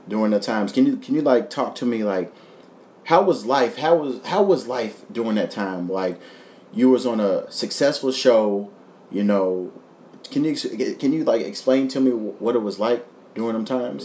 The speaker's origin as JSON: {"language": "English", "region": "Kentucky", "country": "United States", "tie": "born or raised there", "moved": "as an adult", "lives_now": "Los Angeles, United States", "said": "my hometown"}